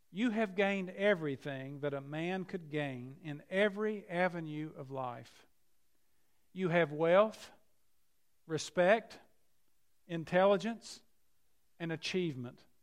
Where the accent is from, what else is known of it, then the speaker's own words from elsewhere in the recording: Keystone, West Virginia, United States; I grew up in McDowell County in a place near Keystone, West Virginia